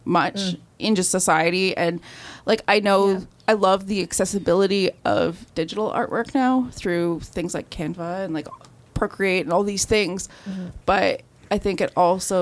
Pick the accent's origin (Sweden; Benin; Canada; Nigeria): Canada; Timmins, Ontario; moved away; I'm from Timmins, so it's like dark.